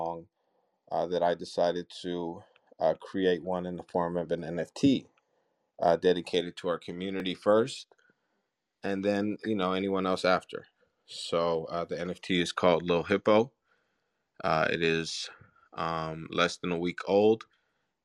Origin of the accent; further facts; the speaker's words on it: United States; growing up in America